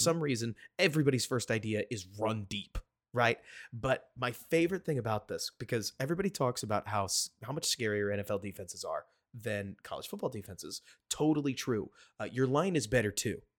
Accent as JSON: {"language": "English", "town": "Dallas", "region": "Texas", "country": "United States", "said": "I'm from Dallas"}